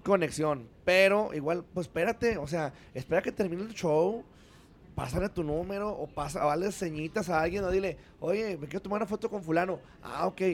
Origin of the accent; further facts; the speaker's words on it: Mexico; tenemos que estar bien orgullosos de lo que somos y de lo que tenemos como mexicanos